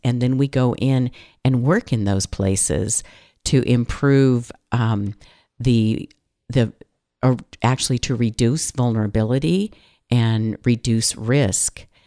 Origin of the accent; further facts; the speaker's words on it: California, United States; I'm from California